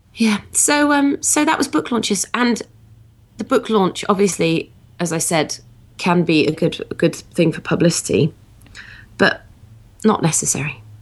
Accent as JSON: {"language": "English", "country": "United Kingdom", "said": "I'm very British"}